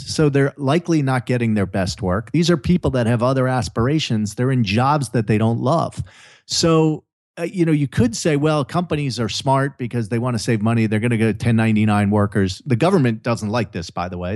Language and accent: English; New Jersey, United States; moved away as an adult; also born or lived in Maryland; now in California, United States; growing up, uh, you know, in the mean streets of Jersey